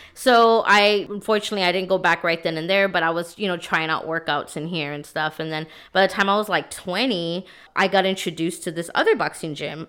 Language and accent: English; San Antonio, Texas, United States; I'm from San Antonio, Texas, born and raised here